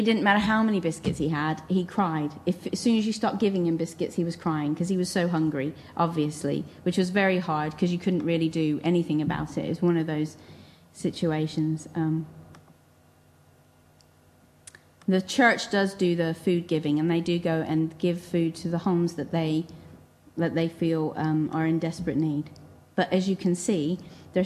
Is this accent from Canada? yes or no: no; England, United Kingdom; I'm from England